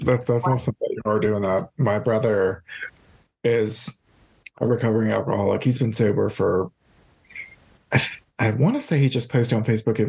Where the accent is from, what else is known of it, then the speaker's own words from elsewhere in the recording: Louisiana, United States; we're from Louisiana